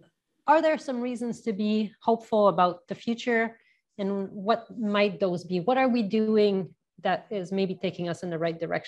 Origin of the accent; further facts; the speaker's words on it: Canada; I mean, I'm Canadian. I like the idea of a tax here.